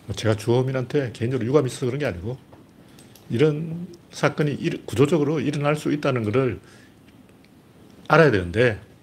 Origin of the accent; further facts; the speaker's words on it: South Korea; 우리 한국인은